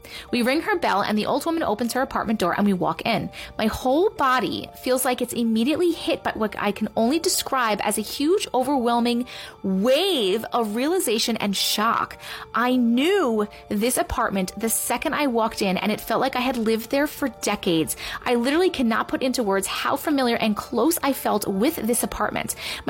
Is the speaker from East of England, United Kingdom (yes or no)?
no; London, United Kingdom; me and my sister's surrogate grandmother growing up in London.